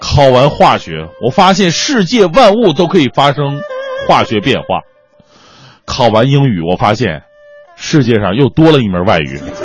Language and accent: Chinese; China; 谁让我是中国人呢